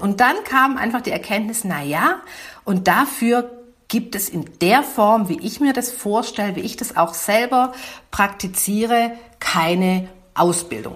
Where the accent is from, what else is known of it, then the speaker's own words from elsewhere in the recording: Swabia, Germany; accent: Swabian; ich bin, man mag's an der Sprachfärbung hören, bin Schwäbin